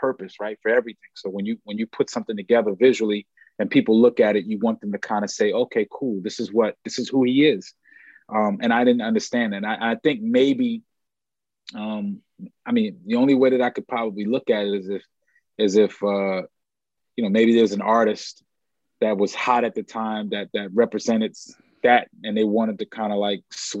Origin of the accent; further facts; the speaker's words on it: New York, United States; I grew up in New York, but if you like look behind my head, there's project buildings and, I went to school in the Polo Grounds